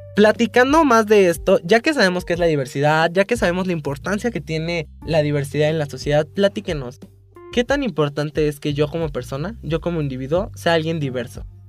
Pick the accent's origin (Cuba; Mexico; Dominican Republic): Mexico; que tenemos una nacionalidad igual, somos mexicanos